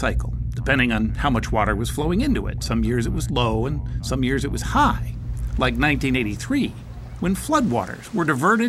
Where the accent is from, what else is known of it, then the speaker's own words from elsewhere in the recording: Salt Lake City, Utah, United States; I grew up in Salt Lake City.